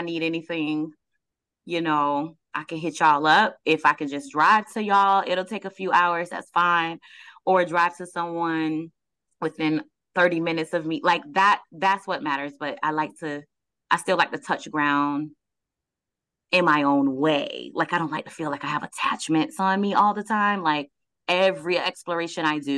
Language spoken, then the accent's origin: English; Fort Lauderdale, Florida, United States; also born or lived in Georgia; We uh, I was born in Fort Lauderdale, left at like five years old, came back at like almost 10 years old. Um, we were in a couple of a couple of towns in Georgia, Stone Mountain